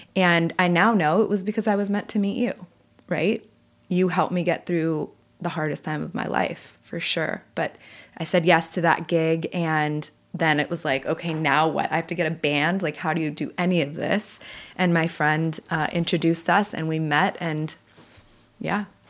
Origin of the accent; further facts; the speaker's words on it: California, United States; now in Nashville, United States; I'm from California